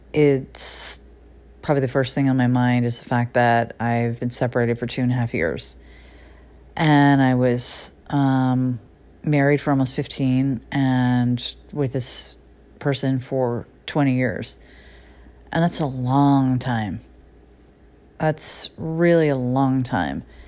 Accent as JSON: {"language": "English", "region": "Connecticut", "country": "United States", "tie": "born or raised there", "moved": "yes", "lives_now": "Los Angeles, United States", "said": "I left the little town that I grew up in Connecticut"}